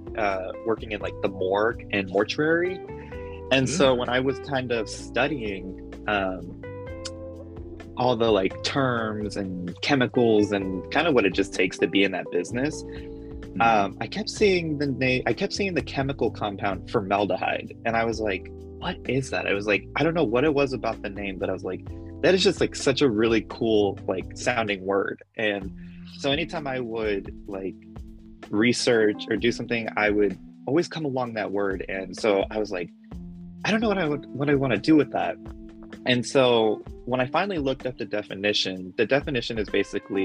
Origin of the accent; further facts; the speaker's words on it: Phoenix, Arizona, United States; I am from Phoenix, Arizona